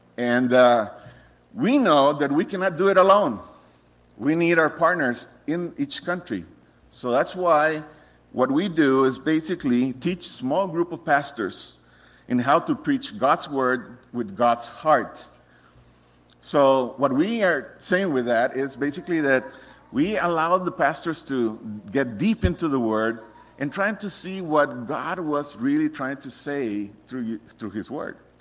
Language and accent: English; Costa Rica; moved away as an adult; I'm originally from Costa Rica. Um, I was born in a Christian home